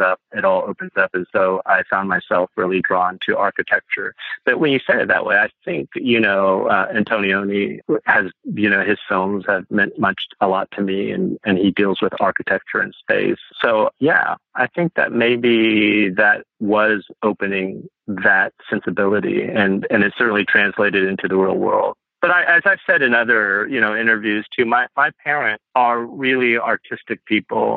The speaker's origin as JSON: {"language": "English", "town": "Chicago", "region": "Midwest", "country": "United States", "tie": "born or raised there", "also_born_or_lived": "Indiana", "said": "we grew up in the Midwest"}